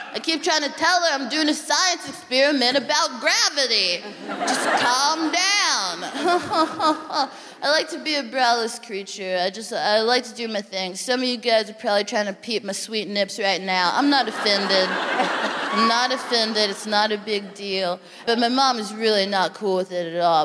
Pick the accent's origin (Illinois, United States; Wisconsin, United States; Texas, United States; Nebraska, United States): Texas, United States; now in United Kingdom; I'm from Texas